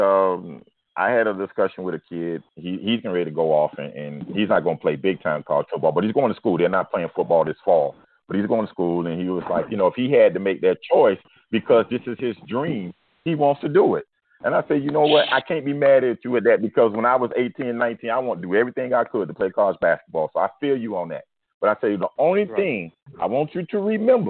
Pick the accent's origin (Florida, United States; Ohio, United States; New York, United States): Florida, United States; Miami; I'm from Liberty City.